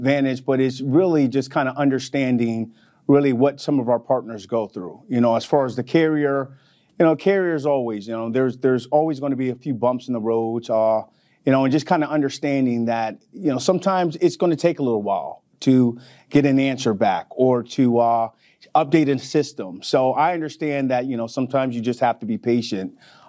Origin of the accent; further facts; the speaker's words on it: Midwest, United States; moved away as an adult; now in New York, United States; So, I'm originally from the Midwest. Most people assume that I'm from New York until I really opened my mouth and started with the y'alls and the tennis shoes and pops. But I've been in New York for 20 years now